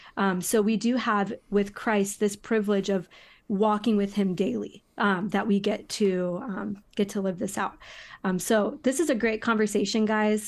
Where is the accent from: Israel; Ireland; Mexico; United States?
United States; as an American